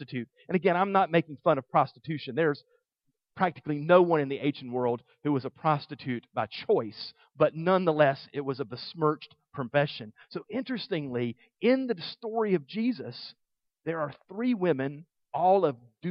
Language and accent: English; the South, Southern United States, United States; as a Southerner